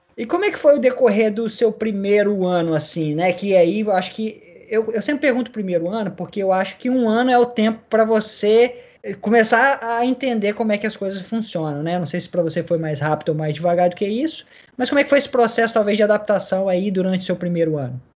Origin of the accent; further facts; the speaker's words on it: Vila Velha, Espírito Santo, Brazil; now in Melbourne, Australia; eu sou de Vila Velha, no Espírito Santo